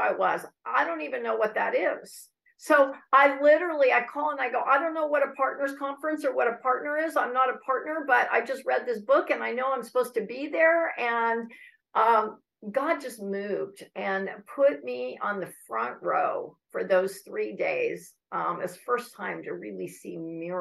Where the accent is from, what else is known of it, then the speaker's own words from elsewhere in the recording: Northern California, United States; I'm from Northern California.